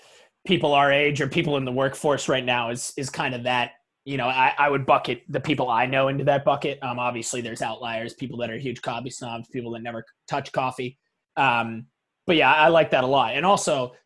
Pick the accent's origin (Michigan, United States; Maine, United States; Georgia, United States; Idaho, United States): Maine, United States; Portland; We're from Portland, Maine